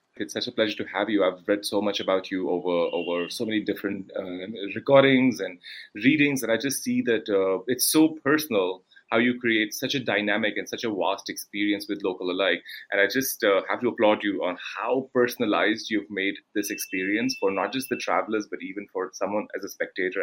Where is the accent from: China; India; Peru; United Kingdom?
India; I come from India